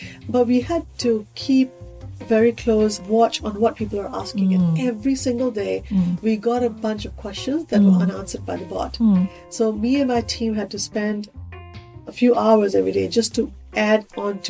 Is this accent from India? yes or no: yes; India; moved away as an adult; now in Singapore; I grew up in India